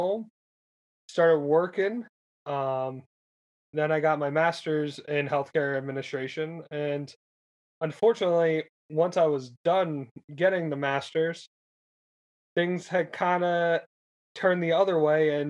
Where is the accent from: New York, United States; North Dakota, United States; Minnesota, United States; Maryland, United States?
New York, United States; Kingston; So I went to Kingston High School, born and raised in Kingston